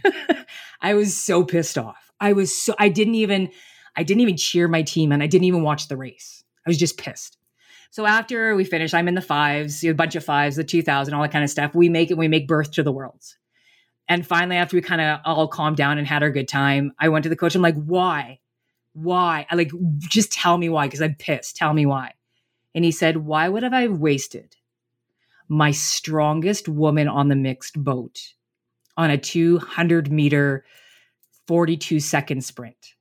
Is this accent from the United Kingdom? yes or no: no; Canada; I'm Canadian